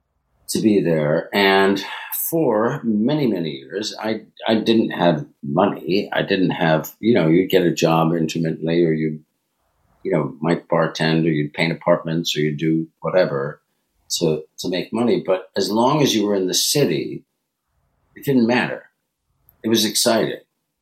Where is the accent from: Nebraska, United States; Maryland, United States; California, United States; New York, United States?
New York, United States; You know, I grew up in Westchester. I grew up only 50 miles away from New York.